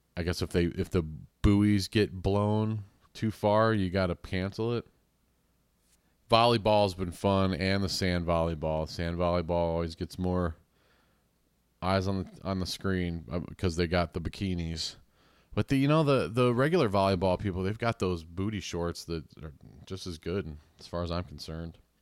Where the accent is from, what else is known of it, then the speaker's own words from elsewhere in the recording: United States; being American